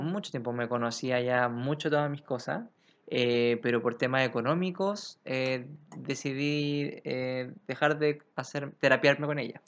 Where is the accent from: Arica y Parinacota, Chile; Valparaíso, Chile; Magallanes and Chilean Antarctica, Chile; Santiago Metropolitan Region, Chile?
Santiago Metropolitan Region, Chile; Santiago; un santiaguino como yo